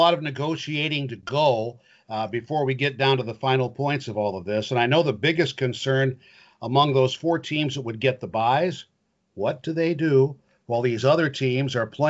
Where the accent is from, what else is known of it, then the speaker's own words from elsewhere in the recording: West Central Illinois, United States; I grew up in West Central Illinois.